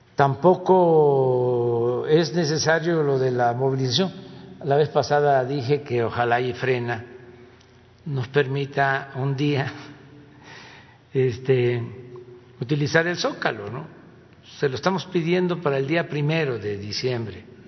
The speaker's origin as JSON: {"language": "Spanish", "country": "Mexico", "said": "eso no somos los mexicanos"}